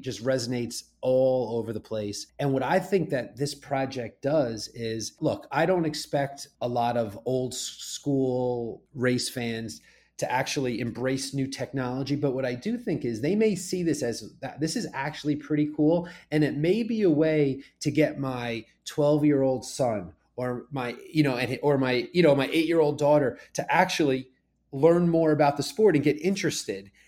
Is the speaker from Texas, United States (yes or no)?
no; Rumson, New Jersey, United States; moved away as an adult; also born or lived in Saratoga Springs, New York; I grew up in Rumson, New Jersey, five minutes from Monmouth Park